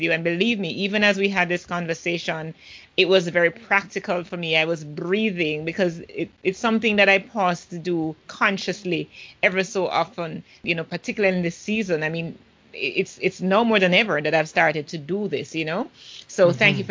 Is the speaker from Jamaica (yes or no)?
yes; Jamaica; I'm the Jamaican podcasting queen, the Jamaican podcast queen